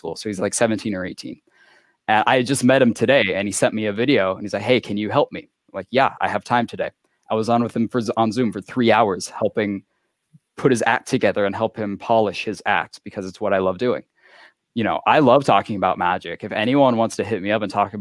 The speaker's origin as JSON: {"language": "English", "town": "Anacortes", "region": "Washington", "country": "United States", "tie": "born or raised there", "moved": "as an adult", "lives_now": "California, United States", "said": "I grew up in Anacortes, Washington"}